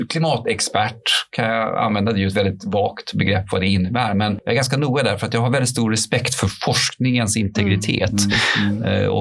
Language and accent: Swedish; Stockholm County, Sweden; born there; mamma gillade naturen mycket och jag föddes utanför Stockholm, faktiskt ute